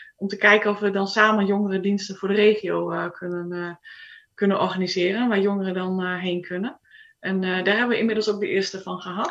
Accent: Groningen, Netherlands; moved away as an adult; now in Sweden; ik ben geboren in Groningen. Daar heb ik ook op school gezeten.

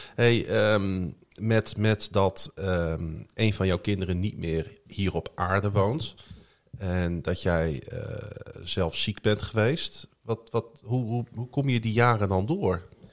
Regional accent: Groningen, Netherlands; Ik ben gewoon geboren in Groningen, getogen in Groningen

